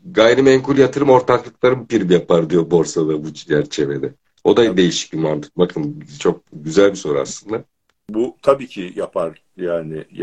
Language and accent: Turkish; Turkey; Türk'üz ya, mutlaka bir yöntem buluruz